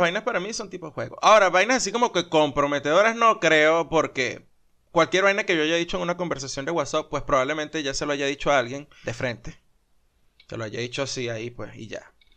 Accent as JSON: {"language": "Spanish", "country": "Venezuela", "moved": "yes", "said": "los venezolanos somos chéveres"}